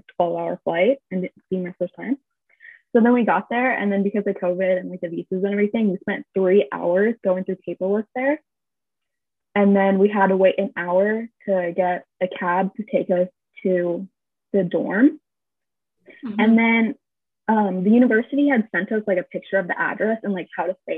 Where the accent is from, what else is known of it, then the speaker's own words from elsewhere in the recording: California, United States; moved away as an adult; now in South Korea; we're from California